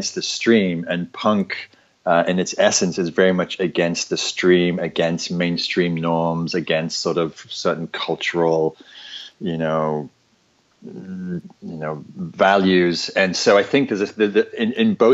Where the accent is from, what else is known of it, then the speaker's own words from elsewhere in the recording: England, United Kingdom; now in California, United States; I'm from England. I'm an insight meditation teacher based in California now